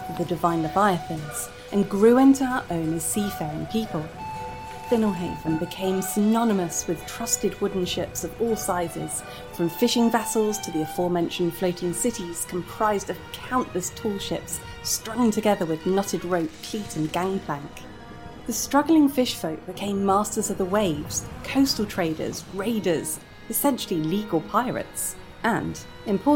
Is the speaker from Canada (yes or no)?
no; United Kingdom; in my home country of the UK